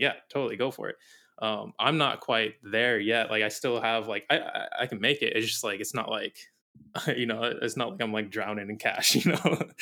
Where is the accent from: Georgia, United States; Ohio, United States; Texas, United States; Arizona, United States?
Arizona, United States; moved away as an adult; now in Maui, United States; I grew up in Arizona all my life, lived in, like, the same town, same house, everything, like, all my life, and then when I was nineteen, I moved out here.